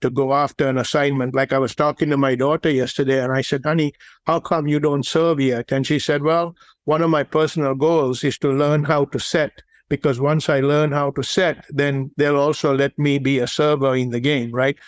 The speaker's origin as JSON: {"language": "English", "country": "Sri Lanka", "tie": "born or raised there", "moved": "yes", "said": "the game that I grew up playing in Sri Lanka was the game of cricket"}